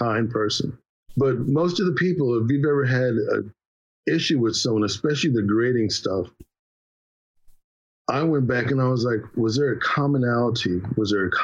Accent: Philadelphia, Pennsylvania, United States; growing up in Philly

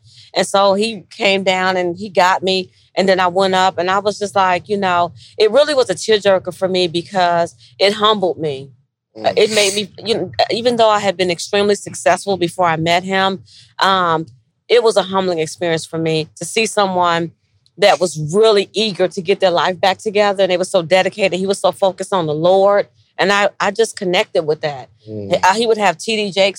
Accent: Gary, Indiana, United States; I'm from Gary, Indiana.

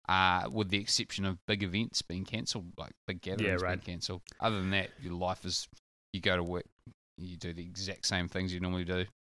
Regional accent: New Plymouth, Taranaki, New Zealand; born there; It's no secret that I was born in New Plymouth.

